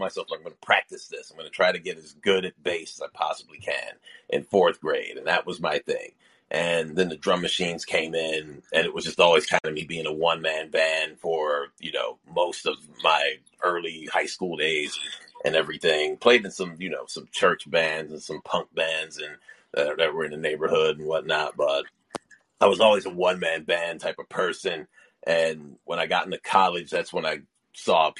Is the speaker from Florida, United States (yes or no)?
no; Rochester, New York, United States; I'm from Rochester, New York